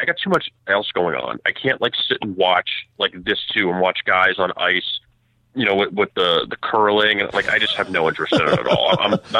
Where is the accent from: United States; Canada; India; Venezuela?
United States; Florida; also born or lived in Kansas; I grew up in Florida. I lived in Kansas for about 2 years. So I've lived most of my life in Florida.